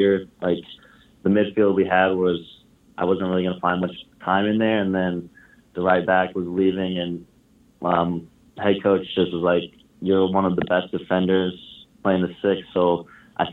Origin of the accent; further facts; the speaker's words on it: Indiana, United States; I'm from Indiana, just always wanted to stay close to home